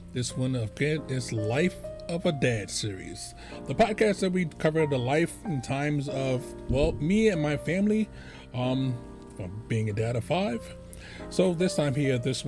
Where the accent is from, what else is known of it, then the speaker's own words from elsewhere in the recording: New York City, New York, United States; I was born in New York City to a lovely woman called Minnie Lee Edwards